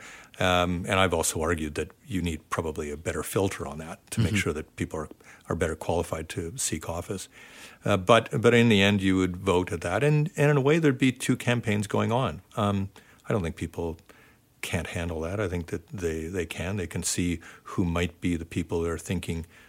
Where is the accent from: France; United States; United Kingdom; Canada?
Canada; Ontario; moved away as an adult; I grew up in Ontario